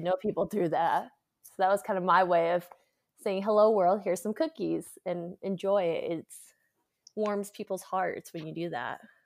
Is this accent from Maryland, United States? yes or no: no; Connecticut, United States; moved away as an adult; also born or lived in Hyde Park, New York; now in San Francisco, United States; I grew up in Connecticut originally